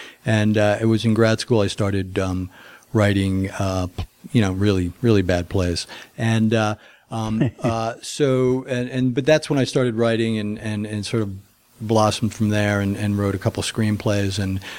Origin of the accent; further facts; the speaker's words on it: New Jersey, United States; moved away as an adult; now in Los Angeles, United States; I came from New Jersey to LA on a motorcycle.